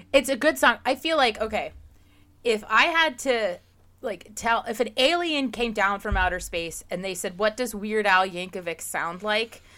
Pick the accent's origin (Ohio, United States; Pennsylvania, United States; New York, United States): Pennsylvania, United States; now in Jacksonville, United States; I live in Florida now and I grew up in Pennsylvania